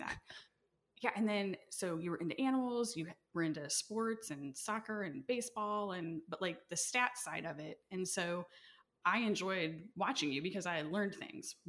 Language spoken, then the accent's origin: English; Leo, Indiana, United States; growing up in Leo, my parents didn't know where we were half the time